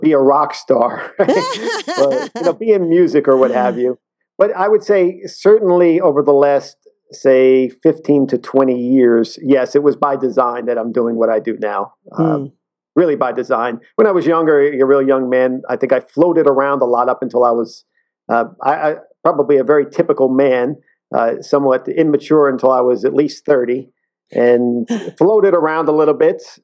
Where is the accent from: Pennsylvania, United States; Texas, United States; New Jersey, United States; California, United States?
New Jersey, United States; I was brought up and raised in New Jersey